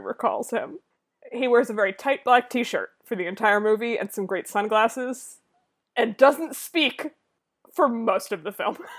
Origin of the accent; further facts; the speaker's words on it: near Boston, Massachusetts, United States; I grew up near Boston